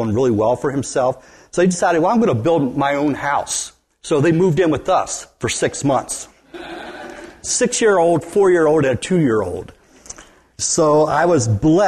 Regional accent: West Virginia, United States; now in Wisconsin, United States; I grew up in West Virginia originally.

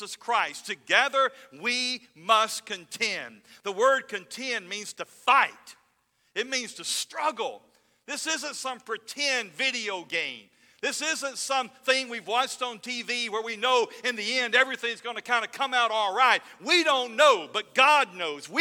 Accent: North Alabama, United States; I grew up in North Alabama

